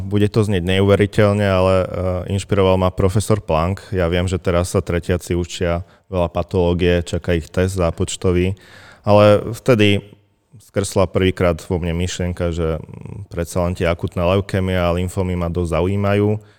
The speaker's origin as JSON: {"language": "Slovak", "town": "Vranov nad Topľou", "region": "Prešov Region", "country": "Slovakia", "tie": "born or raised there", "moved": "as an adult", "lives_now": "Martin, Slovakia", "said": "No, ja som východňar v prvom rade. Pochádzam z krásnej obce Vranov na Toplov"}